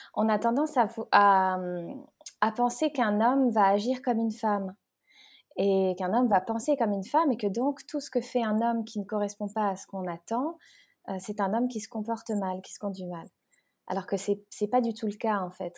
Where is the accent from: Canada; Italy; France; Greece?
France; moved away as an adult; also born or lived in Geneva, Switzerland; now in Bali, Indonesia; Je suis née en France, mais voilà, j'étais à la frontière, j'ai grandi là-bas